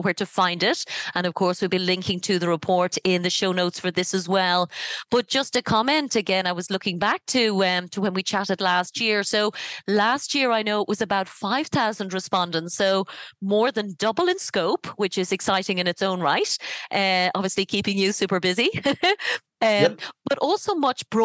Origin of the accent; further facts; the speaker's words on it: Ireland; I'm from Ireland